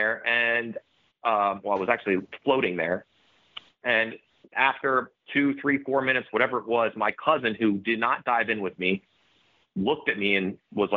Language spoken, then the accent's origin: English; Florida, United States; I'm from Florida. I live in Florida.